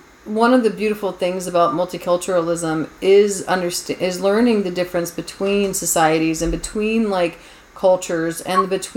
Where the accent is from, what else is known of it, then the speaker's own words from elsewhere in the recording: United States; also born or lived in Japan; I'm American